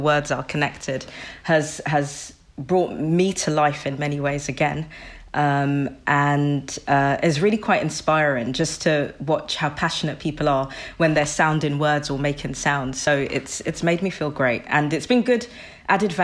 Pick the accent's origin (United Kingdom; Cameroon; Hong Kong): United Kingdom; London; I'm from London, Southeast London.